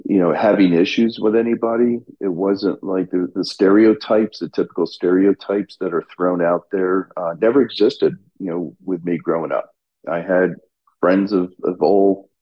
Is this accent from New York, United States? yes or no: yes; Albany, New York, United States; moved away; growing up in Albany was great. It was a very conservative, somewhat political area, obviously being the state capital